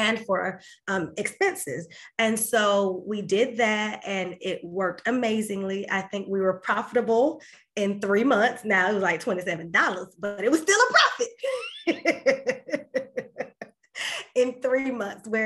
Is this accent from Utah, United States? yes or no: no; Winter Haven, Florida, United States; my hometown of Winter Haven